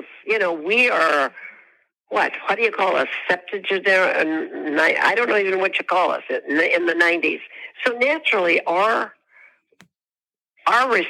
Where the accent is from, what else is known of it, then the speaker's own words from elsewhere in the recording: Midwest, United States; I'm from the Midwest